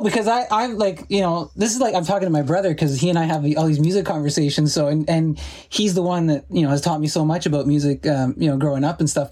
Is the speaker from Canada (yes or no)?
yes; Sault Ste. Marie, Ontario, Canada; growing up in Sault Ste. Marie, and and it's a steel town